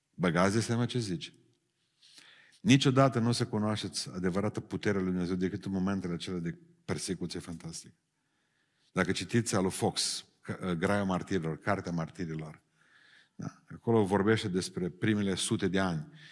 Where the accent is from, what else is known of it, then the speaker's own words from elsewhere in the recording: a village near Beiuș, Bihor County, Romania; la noi în sat și toate satele alea din, de lângă Beiuș